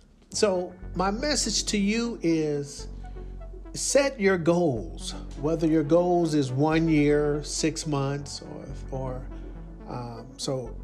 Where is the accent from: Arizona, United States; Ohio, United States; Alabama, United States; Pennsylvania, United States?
Alabama, United States; Leeds; Leeds, Alabama. That's my hometown, born and raised.